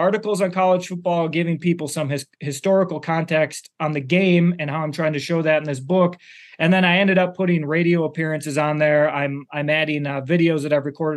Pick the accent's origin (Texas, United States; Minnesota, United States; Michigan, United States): Minnesota, United States; Minneapolis; also born or lived in Iowa City, Iowa; I grew up in Minneapolis with the Gophers were the local team